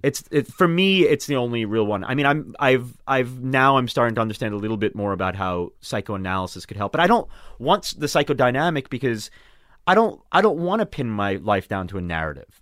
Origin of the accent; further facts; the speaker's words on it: Long Island, New York, United States; now in Brooklyn, United States; I grew up on Long Island surrounded by Jews.